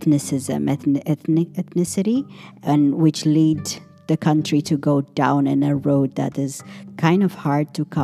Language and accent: English; Ethiopia; moved away; I come from Ethiopia, so the whole blackness of Ethiopian people is very different. We're very proud people